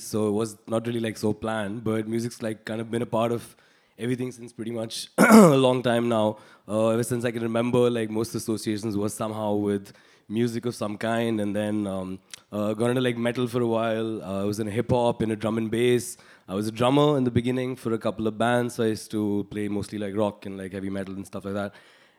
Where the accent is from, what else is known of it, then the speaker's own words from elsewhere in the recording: Delhi, India; also born or lived in Australia; I was in Delhi. Yeah. I was in cantonment. My dad was in the army.